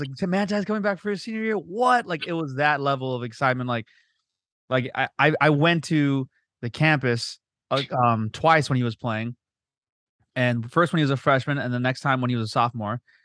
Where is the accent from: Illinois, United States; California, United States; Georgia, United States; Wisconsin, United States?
California, United States; Southern; we grew up in the belly of the beast. We grew up in Southern California